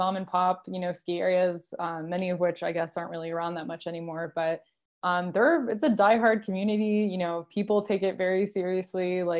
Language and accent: English; France; And then also growing up in France, you have like the coast, the mountains, the countryside.